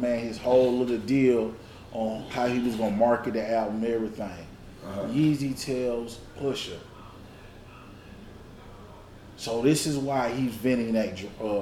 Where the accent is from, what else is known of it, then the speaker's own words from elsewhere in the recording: the South, United States; I'm from the South